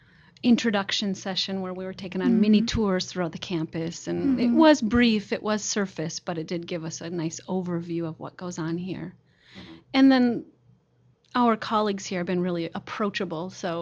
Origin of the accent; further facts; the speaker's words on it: Minnesota, United States; moved away as an adult; also born or lived in Nebraska / Czech Republic / Hungary; now in Japan; I'm from the United States, the state of Minnesota.